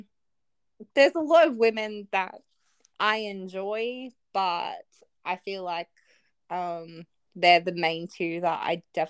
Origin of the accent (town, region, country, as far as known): Australia